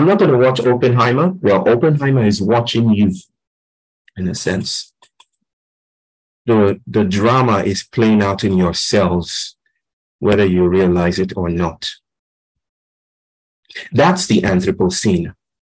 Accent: Kinshasa, DR Congo; I grew up in Congo, in Kinshasa

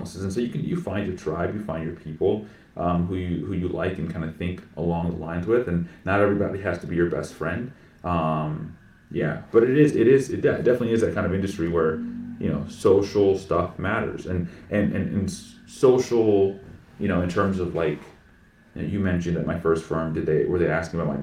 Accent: Plano, Texas, United States; also born or lived in Austin, Texas; I grew up in Plano, Texas.

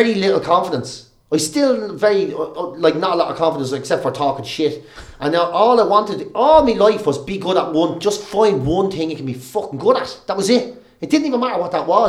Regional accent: Ireland; growing up in Ireland

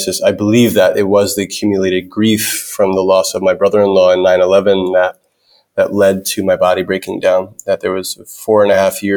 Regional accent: New York City, New York, United States; I grew up in New York City

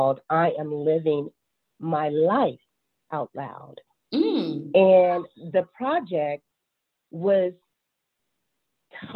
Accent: Chicago, Illinois, United States; now in Charlotte, United States; I'm based out of Charlotte, North Carolina, but born and raised in Chicago, Illinois.

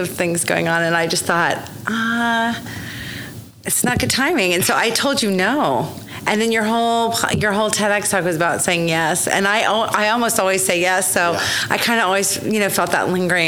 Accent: Oklahoma City, Oklahoma, United States; I was born here in Oklahoma City

